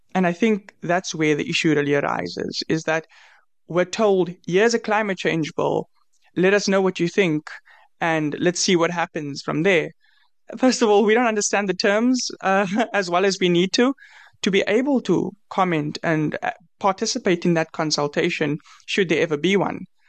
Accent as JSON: {"language": "English", "country": "South Africa", "said": "I'm from South Africa."}